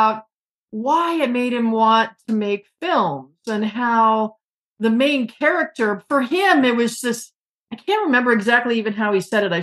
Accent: Bloomfield Hills, Michigan, United States; a Detroit native like me, although I'm from Bloomfield Hills

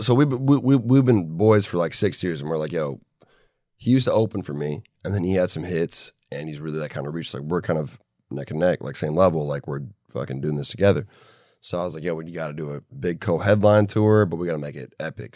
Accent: Minneapolis, Minnesota, United States; my hometown, Minneapolis

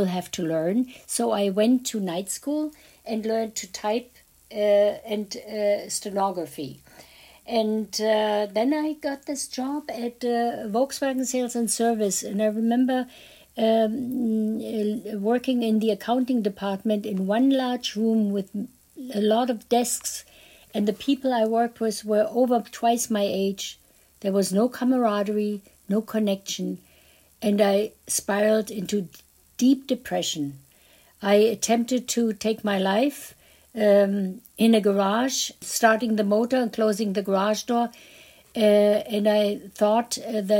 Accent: Berlin, Germany; I was born in Berlin, the epicenter of Nazi

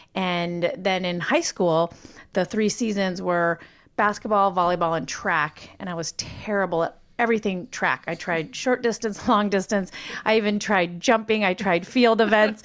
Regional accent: Montana, United States; moved away; being born and raised in Montana, where there's three times more sheep than people.

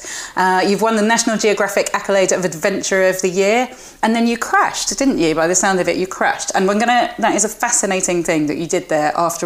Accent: Spain; moved away; because I grew up in Spain and I spend half the year, if I can, in Spain.

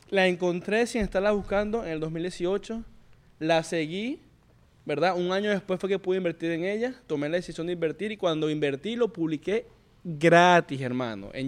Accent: Venezuela; hermano, yo soy venezolano, hablo español y veo que ustedes todo lo que suben es en inglés

